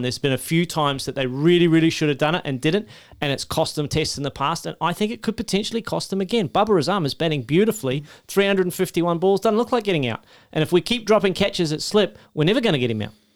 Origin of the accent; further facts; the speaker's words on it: Australia; as an Australian